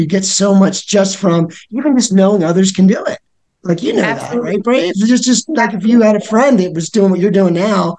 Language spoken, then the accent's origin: English; Colorado, United States; I'm from Colorado